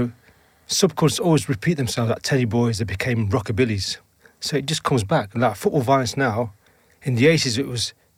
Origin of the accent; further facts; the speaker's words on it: Leicester, East Midlands, United Kingdom; first language English; I was born in Leicester, born in Brass, born in the 60s